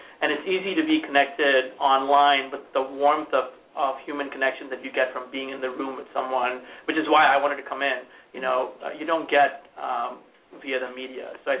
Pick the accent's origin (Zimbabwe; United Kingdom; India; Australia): India; also born or lived in Montana; now in Indianapolis, United States; I grew up in India and came to America to be a cowboy. So the cowboy mythology is very much a part of my immigrant DNA. And I've spent time in Montana, but I ended up in Indiana